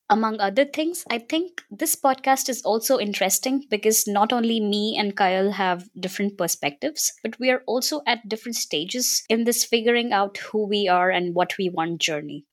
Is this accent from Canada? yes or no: no; India; I'm also from India.